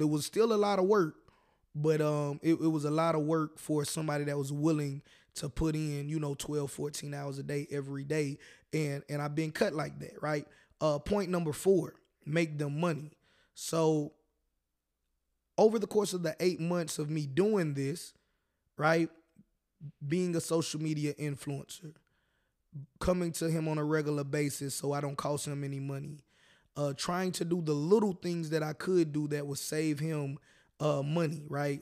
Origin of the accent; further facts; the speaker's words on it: the South, United States; I personally am born and raised in the South